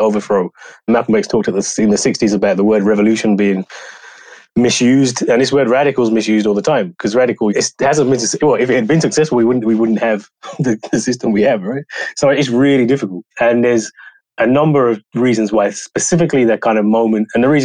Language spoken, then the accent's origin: English; United Kingdom; I grew up in the Black power tradition, Black radical tradition in the UK